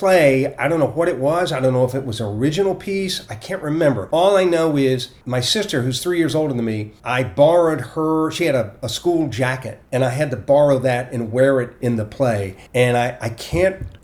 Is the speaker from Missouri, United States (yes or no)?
no; Portsmouth, Virginia, United States; moved away; I grew up in Portsmouth, Virginia.